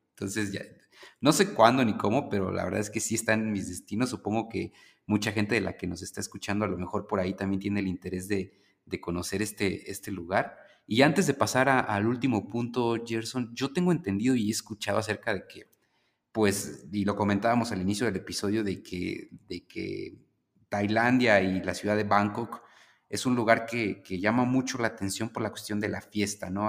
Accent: Mexico; nosotros como mexicanos

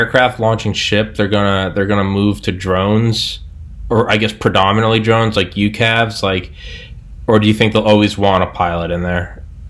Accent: New England, United States; I'm from New England.

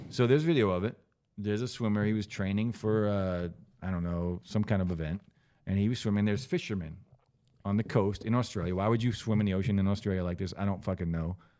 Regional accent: New Jersey, United States; I'm from Jersey

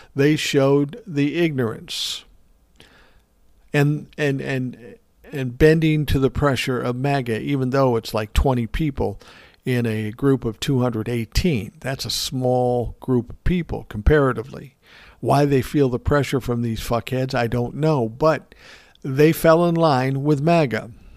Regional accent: Minnesota, United States; my home state. of Minnesota.

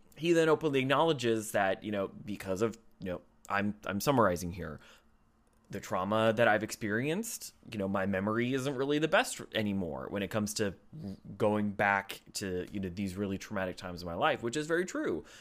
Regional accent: United States; I am an American. I am not a citizen of the United Kingdom.

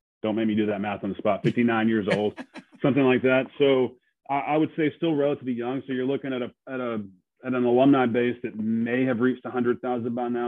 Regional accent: Georgia, United States; moved away as an adult; also born or lived in Montgomery, Alabama; now in Mobile, United States; I grew up in Georgia

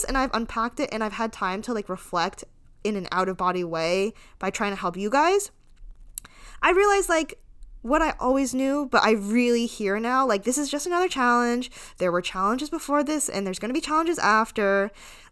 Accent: United States; I was born in America, so this is kind of all I've ever known

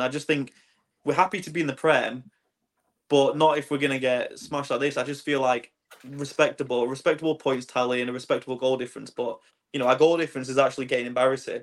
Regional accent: Swindon, South West England, United Kingdom; I was born in Swindon. Um, that's my hometown.

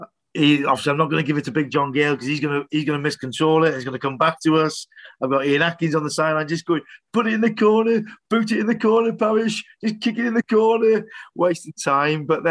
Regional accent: Wrexham, Wales, United Kingdom; a Welshman and a North Walian as well from Wrexham

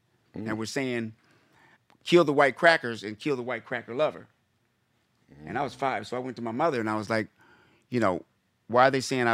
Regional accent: Midwest, United States; moved away; also born or lived in Washington, D.C. / Silver Spring, Maryland; I grew up on farms in the Midwest.

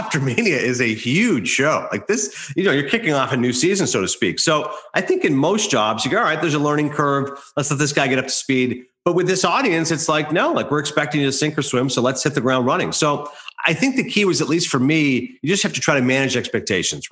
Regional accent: Canada; moved away; I do weekly radio hits back home. I'm Canadian, so I do it in Toronto and Calgary and Vancouver.

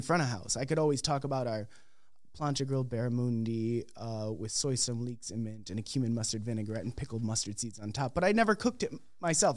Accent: Crystal Lake, Illinois, United States; moved away as an adult; also born or lived in Philadelphia, Pennsylvania / Decatur, Illinois; now in Minneapolis, United States; I'm originally from the Chicagoland area, Crystal Lake, Illinois.

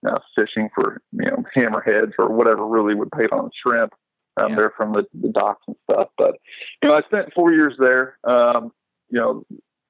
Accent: Northeast Kansas, United States; moved away as an adult; also born or lived in Colby, Kansas; now in Iowa, United States; I'm originally from Northeast Kansas, a small town. We have 2 stoplights.

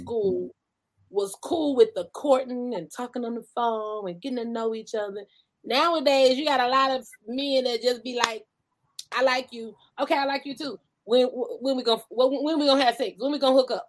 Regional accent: Georgia, United States; moved away as an adult; now in California, United States; I'm from Georgia, born and raised. I'm talking about country bumpkin

